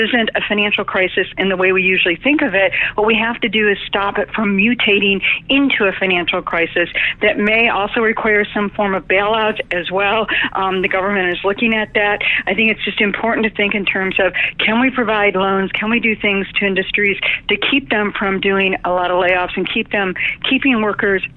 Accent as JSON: {"language": "English", "town": "Detroit", "region": "Michigan", "country": "United States", "tie": "born or raised there", "said": "the economic train wreck that I grew up in Detroit, Michigan"}